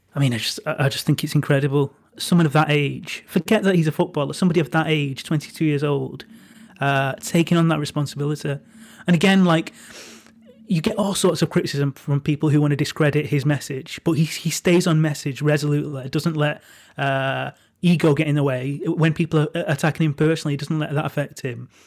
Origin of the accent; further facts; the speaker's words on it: Manchester, North West England, United Kingdom; I'm from a working class part of Manchester. I'm, I'm from Crumpsall